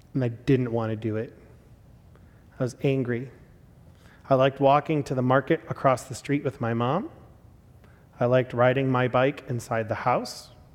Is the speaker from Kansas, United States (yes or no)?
no; Chicago, Illinois, United States; I was born in Chicago and I was born in nineteen eighty-five